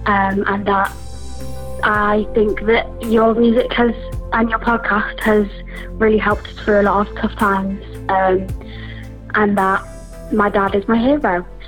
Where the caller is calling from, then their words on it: Henbury, North West England, United Kingdom; I'm calling from Cheshire, Henbury, Cheshire.